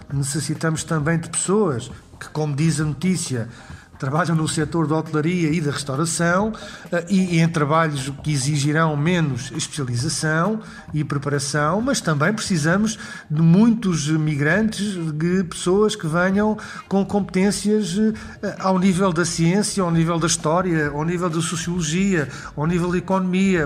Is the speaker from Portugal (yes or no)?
yes; Portugal; enquanto português, enquanto cidadão